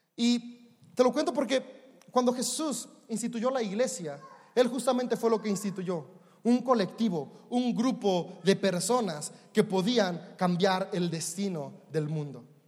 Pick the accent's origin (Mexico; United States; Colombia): Mexico; como buen mexicano